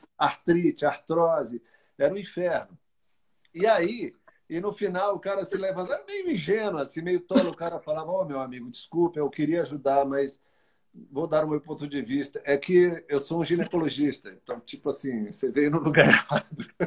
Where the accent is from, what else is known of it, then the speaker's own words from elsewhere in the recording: Arari, Maranhão, Brazil; also born or lived in São Luís; E eu vivi lá até os oito anos, nessa cidade chamada Arari, que eu considero minha